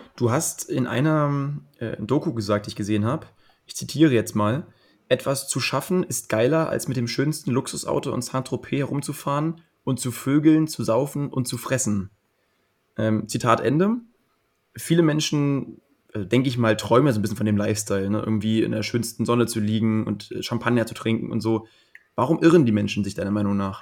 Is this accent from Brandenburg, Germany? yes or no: yes; Potsdam, Brandenburg, Germany; ich komme ja. selbst aus dem Speckgürtel von Berlin. Ich bin in Potsdam groß geworden